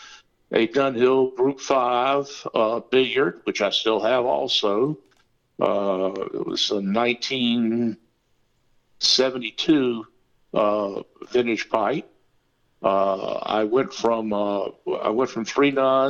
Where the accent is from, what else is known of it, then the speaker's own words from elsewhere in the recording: Lancaster, South Carolina, United States; I was born and raised in a little town called Lancaster, South Carolina, about 30 miles south of Charlotte.